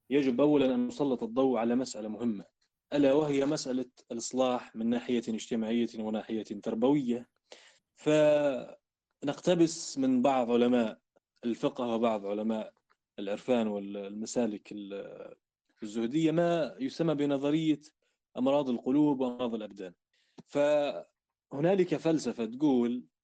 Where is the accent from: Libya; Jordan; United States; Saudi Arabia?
Libya; وهنا تبدأ قصتنا إحنا كليبيين مع الحركة السنوسية